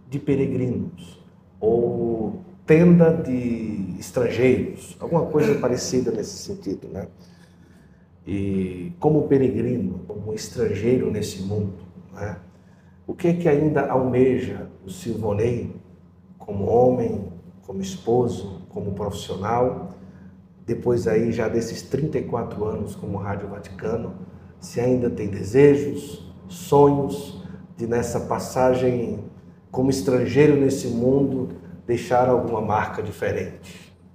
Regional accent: Northeast Region, Brazil; moved away; no Nordeste, de onde vim

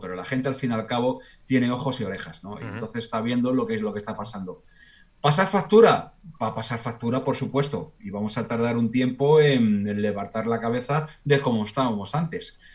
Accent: Spain; somos los españoles muy afectosos somos muy cariñosos

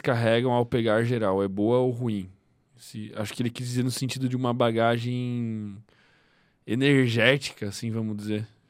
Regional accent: Chapecó, Santa Catarina, Brazil; now in Florianópolis, Brazil; eu nasci em Chapecó, né, velho? Chapecó é interior de Santa Catarina

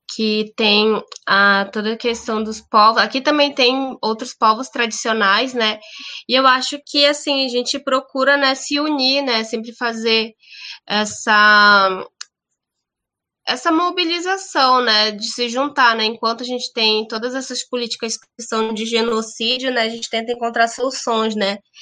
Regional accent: Brazil; eu venho da Amazônia

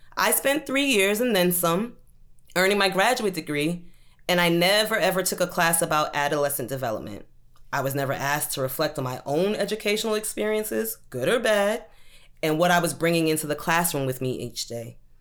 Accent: Brooklyn, New York, United States; also born or lived in Maryland; I grew up in Brooklyn.

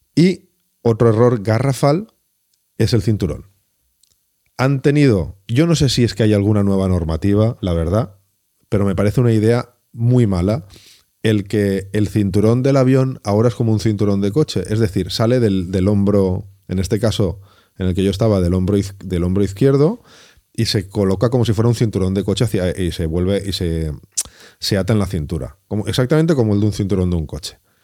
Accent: Valencia, Valencian Community, Spain; yo que soy de Valencia

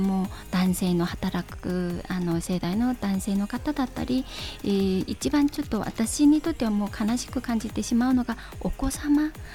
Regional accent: China; Japanese is a second language; moved away as an adult; also born or lived in Korea (ancestry); now in Japan; 中国の信陽っていうところで、はい生まれてで日本に来たのは

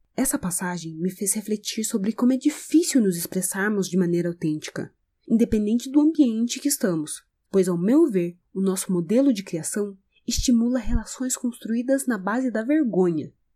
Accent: Brazil; sou brasileira

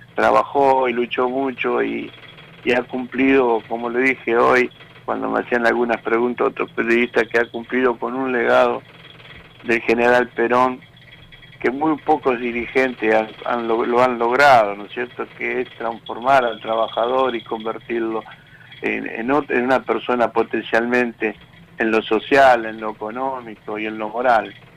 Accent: Tigre, Buenos Aires Province, Argentina; now in Garín, Argentina; yo soy de ahí, de Tigre, cerca donde están las, donde están ustedes, yo me crié por ahí

